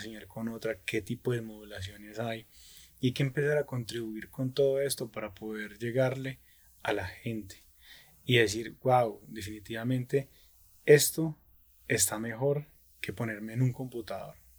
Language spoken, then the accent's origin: Spanish; Pereira, Risaralda, Colombia; now in Dosquebradas, Colombia; yo soy de Pereira, ¿cierto? Vivo actualmente en Dos Quebradas